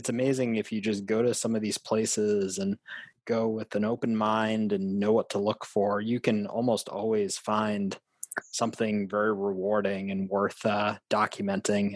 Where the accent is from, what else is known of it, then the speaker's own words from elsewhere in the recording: Boston, Massachusetts, United States; Growing up in the Boston area, my grandmother lived in Wakefield, Massachusetts.